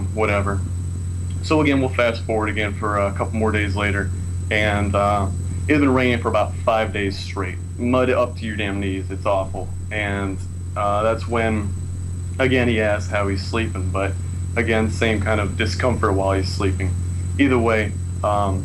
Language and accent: English; San Diego, California, United States; San Diego, California.